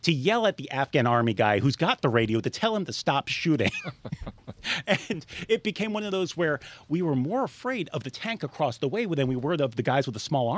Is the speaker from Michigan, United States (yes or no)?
no; Long Island, New York, United States; also born or lived in South Florida / Montgomery, Alabama; now in Florida, United States; originally I grew up on Long Island in New York.